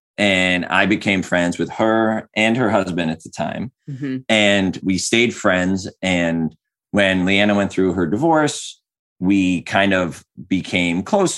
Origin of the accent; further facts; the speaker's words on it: outside Philadelphia, Pennsylvania, United States; moved away as an adult; now in Redlands, United States; 40. I'm going to be 41 in like 3 weeks, which is weird. And I'm originally from outside Philadelphia, Pennsylvania. So I moved to Redlands. I moved to the West Coast about 7 years ago